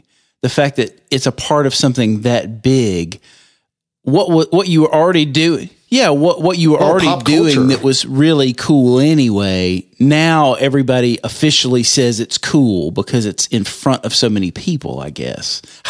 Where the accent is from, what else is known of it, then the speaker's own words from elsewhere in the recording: Meridian, Mississippi, United States; Which, for people that don't know, it's my hometown. It's where Tony used to live. Yeah. Meridian is not very big at all.